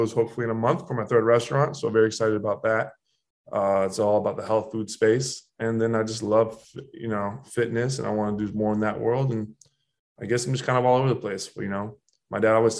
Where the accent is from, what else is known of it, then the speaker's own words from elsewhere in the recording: Jupiter, Florida, United States; moved away as an adult; now in New York, United States; I was a kid born and raised in Jupiter, Florida